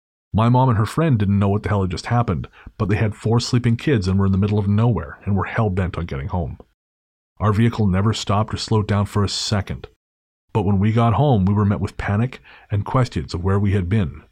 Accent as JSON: {"language": "English", "town": "Golden", "region": "British Columbia", "country": "Canada", "tie": "born or raised there", "said": "I am from Golden, which is about an hour north of Radium on Highway 95, and grew up 15 minutes south of town on a farm in the mountains."}